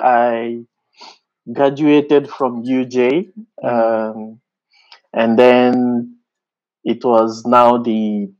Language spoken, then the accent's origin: English; DR Congo; English is a second language; moved away as an adult; also born or lived in Kinshasa, DR Congo; now in South Africa; I am from the rural, not from the suburbs.